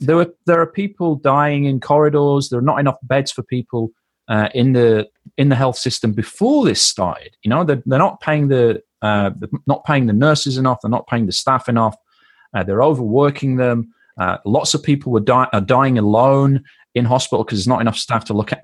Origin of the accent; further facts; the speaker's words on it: United Kingdom; we're British